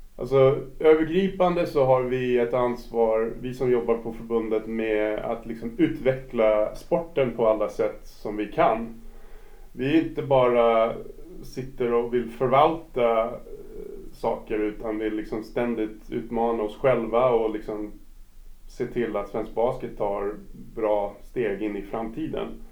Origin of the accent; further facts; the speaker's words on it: New York, United States; Swedish is a second language; moved away as an adult; now in Stockholm, Sweden; Jag är född och uppvuxen i USA, i New York